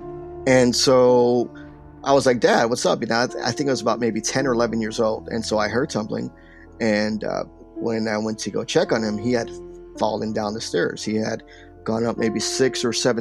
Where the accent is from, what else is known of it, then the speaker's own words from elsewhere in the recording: Paterson, New Jersey, United States; also born or lived in New York; most of my life, I was raised in Paterson, New Jersey